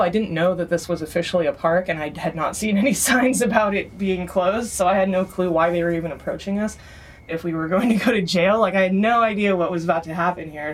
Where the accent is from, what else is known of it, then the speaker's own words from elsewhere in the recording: Bay Area, California, United States; also born or lived in Austria; I grew up here in the Bay Area, but my mom is from Austria